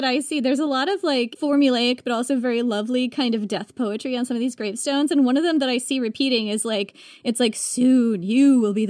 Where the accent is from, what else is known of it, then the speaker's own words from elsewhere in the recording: Vermont, United States; When my dad and I check out all these gravestones near where I grew up in Vermont